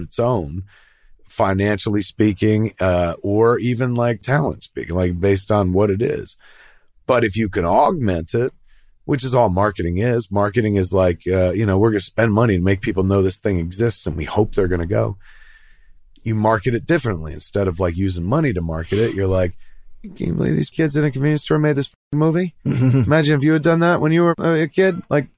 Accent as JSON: {"language": "English", "region": "New Jersey", "country": "United States", "said": "I'm from Jersey and I go to convenience stores."}